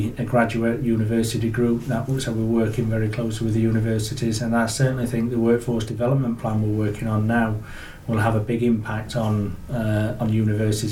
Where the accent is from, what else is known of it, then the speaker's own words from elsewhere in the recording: Yorkshire and the Humber, United Kingdom; now in North East England, United Kingdom; as you can tell from my accent. So originally from Yorkshire, moved up in 2001.